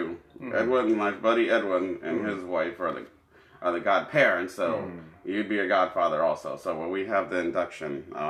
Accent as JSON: {"language": "English", "country": "Canada", "said": "Oh, I loved it. I'm Canadian."}